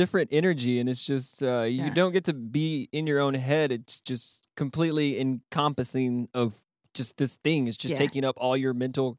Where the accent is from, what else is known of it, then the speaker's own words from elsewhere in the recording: Ropesville, Texas, United States; moved away; I loved growing up in Ropes.